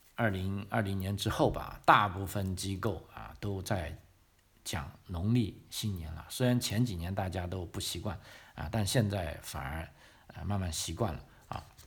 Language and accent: Chinese; Guangdong, China; now in Australia; 尤其是我身边的我们广东人，基本上我们不看春晚的